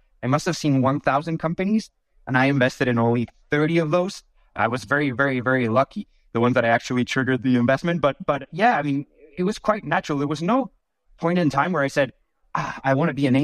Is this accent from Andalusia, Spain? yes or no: no; Bilbao, Basque Country, Spain; moved away as an adult; also born or lived in London / France; I was born and raised in Spain, actually, in a small town called Bilbao.